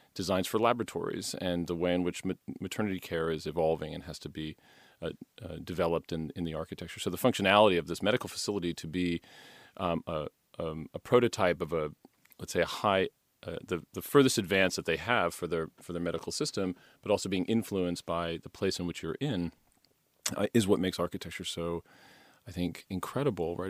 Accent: Poughkeepsie, New York, United States; moved away as an adult; I moved back to my hometown of, uh, Poughkeepsie, New York

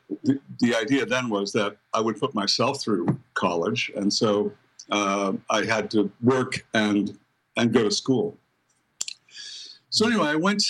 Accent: Buffalo, New York, United States; I grew up in Buffalo, New York, Queen City of the Lakes, second largest city in New York State, but very, very far away from New York City, really more a Midwestern city than anything. People, the regional accent is more like people in Detroit or Chicago or something like that.

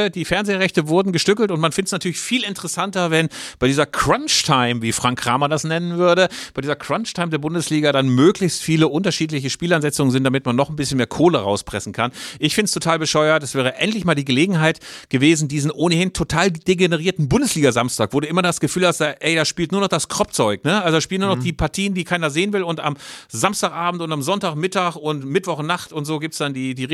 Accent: Bielefeld, North Rhine-Westphalia, Germany; Also ich als Bielefelder und ich als 51-Jähriger, ich kann es inzwischen

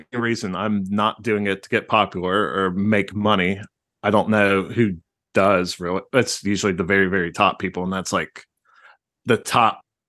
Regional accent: Ohio, United States; I just call it Ohio. I don't know about great state.

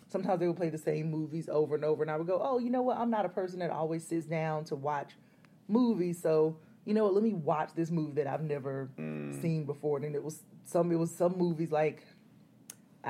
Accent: Columbus, Georgia, United States; accent: southern twang; moved away as an adult; also born or lived in Athens, Georgia / Atlanta, Georgia; that's where I grew up

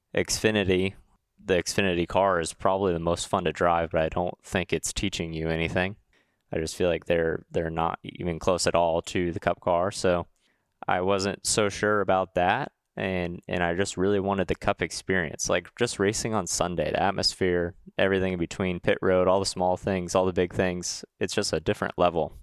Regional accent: Huntington Beach, California, United States; moved away; I'm from Huntington Beach, California

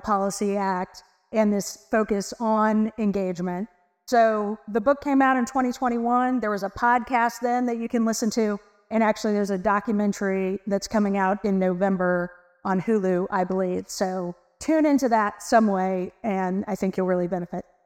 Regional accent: Texas, United States; I am from Texas

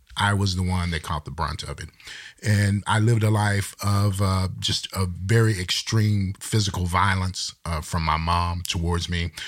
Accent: Texas, United States; I'm from Texas

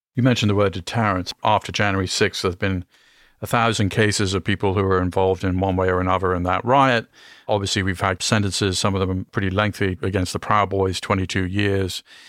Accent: United Kingdom; now in United States; I grew up in the UK, I'm an American

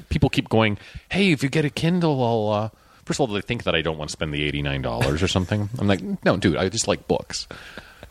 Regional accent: Canada; moved away; I grew up in Canada, so you have to take French.

